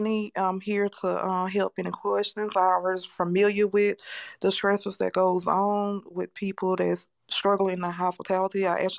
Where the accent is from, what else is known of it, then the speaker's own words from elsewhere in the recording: Mississippi Gulf Coast, United States; I'm from the Mississippi Gulf Coast area.